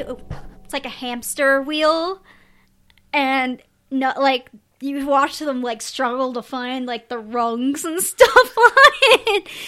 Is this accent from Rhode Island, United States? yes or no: yes; Rhode Island, United States; also born or lived in Connecticut; I grew up in Rhode Island